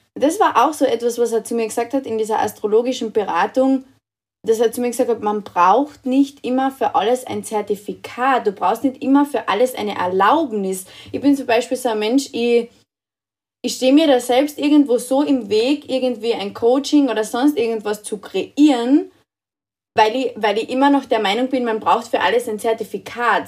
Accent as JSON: {"language": "German", "country": "Austria", "said": "bei uns in Österreich"}